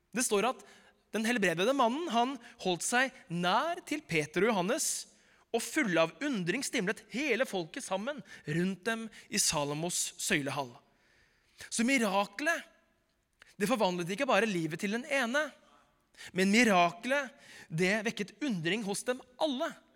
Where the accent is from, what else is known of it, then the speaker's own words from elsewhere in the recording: Oslo, Norway; Da jeg vokste opp i Groruddalen på 90-tallet